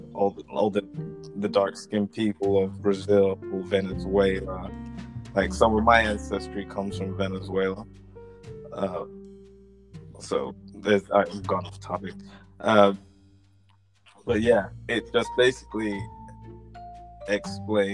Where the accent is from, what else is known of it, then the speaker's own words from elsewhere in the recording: London, United Kingdom; also born or lived in Edgware / Wembley; we moved to Wembley from Edgware or Burnto, and we were in a slightly nicer neighborhood than we were in Edgeware.